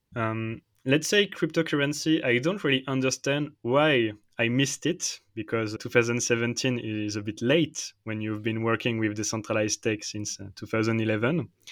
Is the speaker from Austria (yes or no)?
no; Paris, Île-de-France, France; English is a second language; moved away as an adult; now in Switzerland; I'm French. I'm from Paris. But now I'm in Switzerland